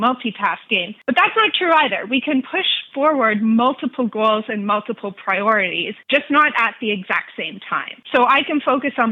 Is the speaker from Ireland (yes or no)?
no; Canada; also born or lived in Nashville, Tennessee; I'm Canadian